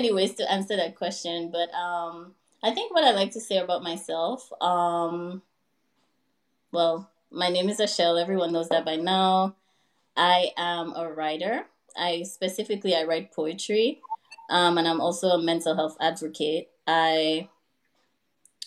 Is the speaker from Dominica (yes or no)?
yes; Dominica; moved away as an adult; also born or lived in Louisiana, United States; now in New York, United States; I was born and raised in Dominica. I went to high school and college back home.